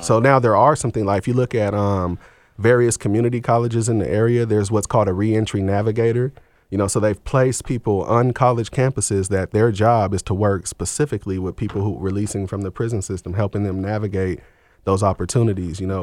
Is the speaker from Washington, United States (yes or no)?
yes; Seattle, Washington, United States; also born or lived in Portland, Oregon; I was born in Seattle, Washington in the mid-eighties